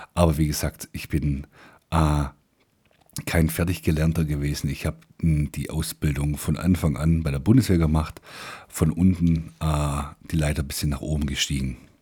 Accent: Swabia, Germany; accent: Swabian; Ich bin Schwabe.

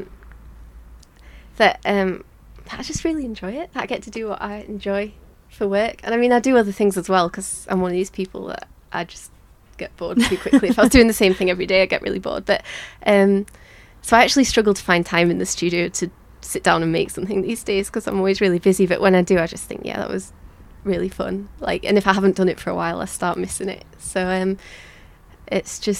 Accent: Leeds, Yorkshire and the Humber, United Kingdom; moved away; I've lived in a few different places, but I was born in Leeds, and by coincidence, I've ended up back here

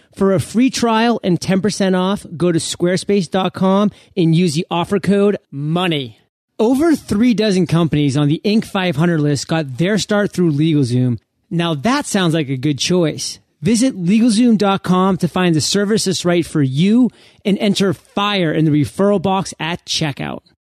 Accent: Maine, United States; moved away as an adult; now in San Diego, United States; I'm from Maine, so I resonate uh, with uh, you about those winters. But I recently escaped to sunny San Diego

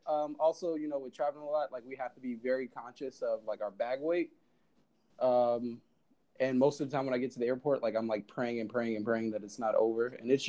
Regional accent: Jersey City, New Jersey, United States; So I'm from Jersey City, New Jersey.

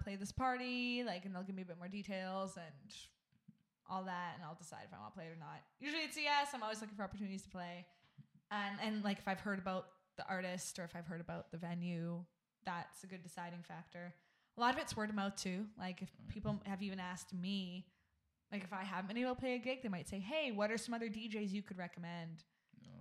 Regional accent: Vancouver, British Columbia, Canada; I'm from Vancouver.

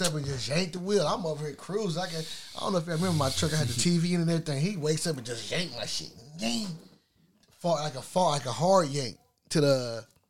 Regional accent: California, United States; the luxuries of growing up in California

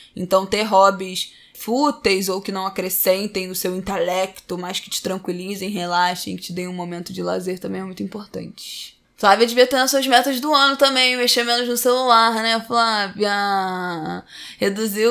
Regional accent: São Paulo, Brazil; now in Utah, United States; eu sou de São Paulo. Eu moro em Utah, nos Estados Unidos

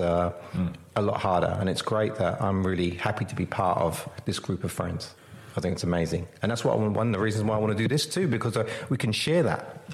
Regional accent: England, United Kingdom; moved away as an adult; also born or lived in London; now in Perth, Australia; I grew up in England. You know, I came to Australia in 86.

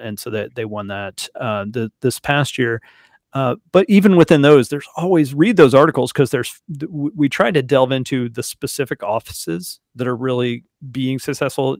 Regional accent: Alabama, United States; also born or lived in Fort Wayne, Indiana; I'm from Alabama

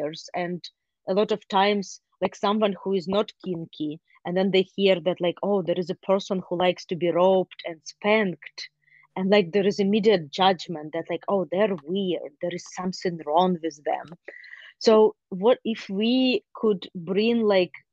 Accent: Ukraine; now in United States; I grew up in Ukraine

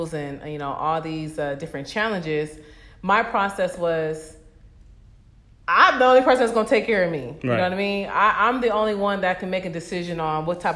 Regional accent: Los Angeles, California, United States; I was born and raised in the San Fernando Valley, Pacoima, California

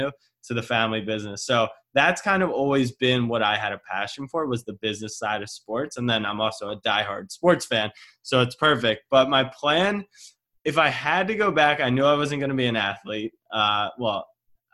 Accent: Maryland, United States; I'm from Maryland

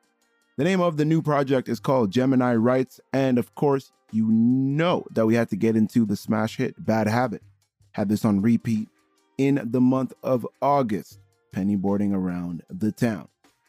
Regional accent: Canada; being a Canadian myself

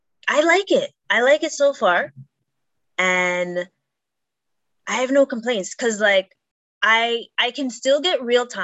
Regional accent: Canada; I'm Canadian.

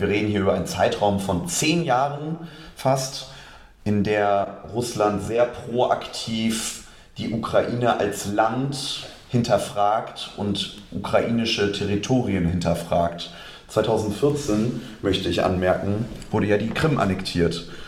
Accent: Hamburg, Germany; Geboren in Hamburg, aufgewachsen, dann vor den Toren Hamburgs

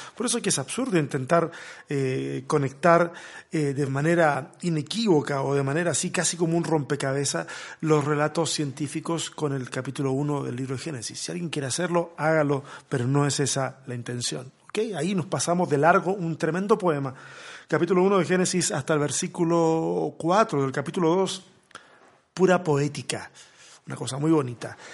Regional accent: Chile; soy chileno

